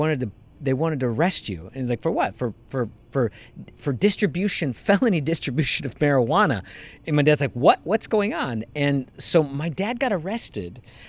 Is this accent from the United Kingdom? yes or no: no; Canada; I'm Canadian, apparently.